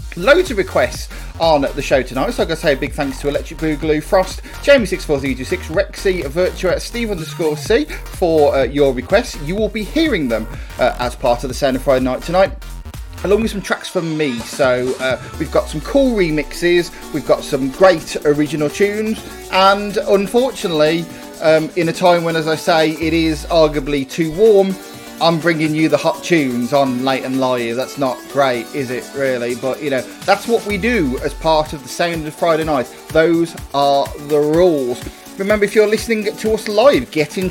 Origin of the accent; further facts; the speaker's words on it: United Kingdom; us Brits